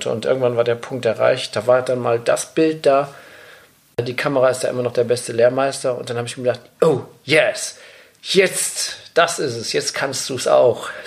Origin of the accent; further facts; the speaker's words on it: Bonn, North Rhine-Westphalia, Germany; born there; ich bin ja in Bonn geboren